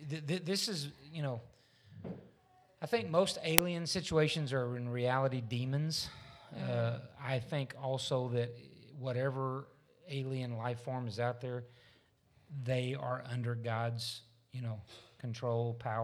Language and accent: English; Missouri, United States; I'm from Missouri. I'm going to have to see one.